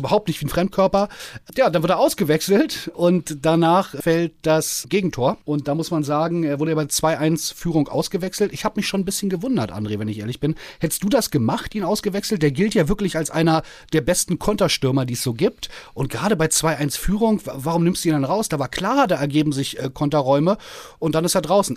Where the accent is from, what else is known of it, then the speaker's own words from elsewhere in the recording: Berlin, Germany; als geborener Berliner